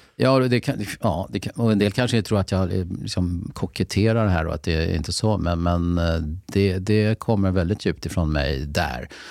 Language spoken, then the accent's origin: Swedish; Lidingö, Stockholm County, Sweden; jag är från Lidingö